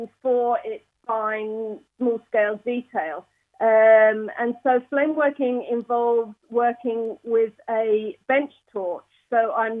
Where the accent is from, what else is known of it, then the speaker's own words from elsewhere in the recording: Hertfordshire, East of England, United Kingdom; moved away as an adult; also born or lived in Edinburgh, United Kingdom; now in Northern Ireland, United Kingdom; originally I'm from Hertfordshire